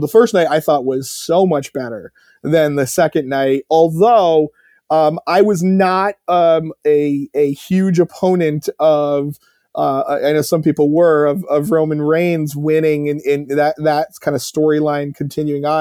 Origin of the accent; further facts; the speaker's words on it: Connecticut, United States; I grew up in Connecticut